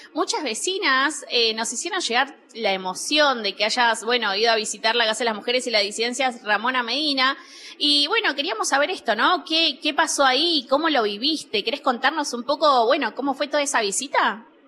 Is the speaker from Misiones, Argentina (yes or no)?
no; Buenos Aires, Argentina; soy vecina de la Villa 31